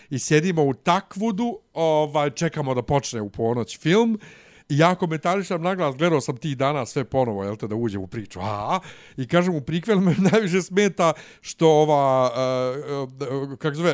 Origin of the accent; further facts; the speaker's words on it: Sarajevo, Federation of Bosnia and Herzegovina, Bosnia & Herzegovina; Nisam ja iz Banja Luke, ja sam iz Sarajeva.